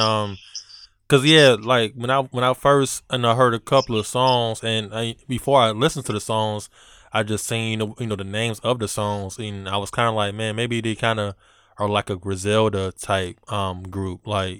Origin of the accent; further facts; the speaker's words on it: Virginia, United States; we're from Virginia, and, like, that was, like, a big influence on the culture down here as well, you know, because mm-hmm. … are from Virginia Beach, and, you know, we're in Hampton, Virginia, so that's, you know, like, 30, 40 minutes away from us.